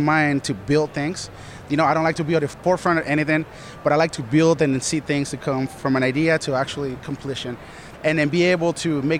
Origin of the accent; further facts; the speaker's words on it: San Diego, California, United States; also born or lived in Colombia; now in Los Angeles, United States; I was born in Colombia and I was raised in San Diego